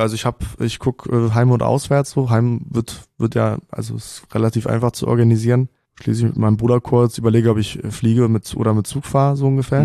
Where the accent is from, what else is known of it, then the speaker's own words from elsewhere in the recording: Kolding, Southern Denmark, Denmark; first language Danish and German (bilingual); ich bin geboren in Colling, das ist äh, eine Stunde nördlich von, von Flensburg.